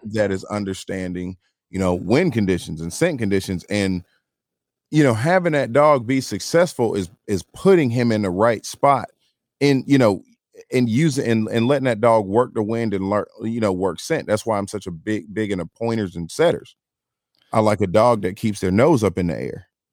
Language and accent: English; Atlanta, Georgia, United States; I'm from Atlanta, Georgia